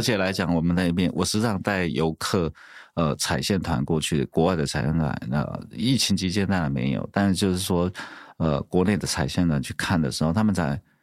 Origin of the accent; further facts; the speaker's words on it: Pingtung County, Taiwan; 我小时候那边也种了非常非常多的芒果树